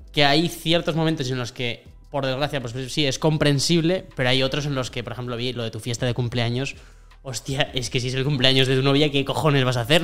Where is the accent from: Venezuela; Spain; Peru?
Spain; Burgos, Castile and León; moved away as an adult; also born or lived in Madrid; soy un tío de Burgos completamente normal